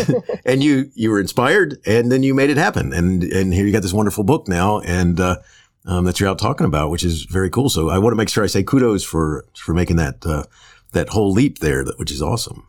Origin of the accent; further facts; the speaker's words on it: Florida, United States; I grew up in Florida